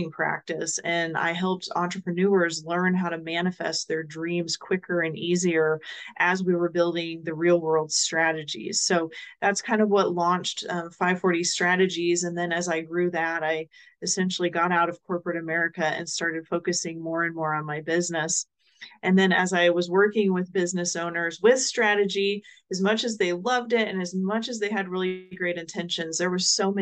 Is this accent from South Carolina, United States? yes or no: no; Omaha, Nebraska, United States; now in Dallas, United States; I currently live in Dallas, Texas, but I was born and raised in the Omaha, Nebraska area